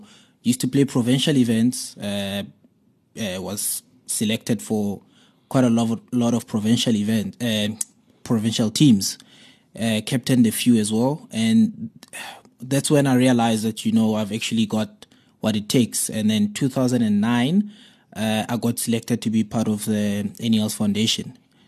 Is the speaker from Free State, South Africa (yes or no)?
yes; Bloemfontein, Free State, South Africa; I grew up in the Free State in Bloemfontein, so you can imagine everything is either soccer or rugby.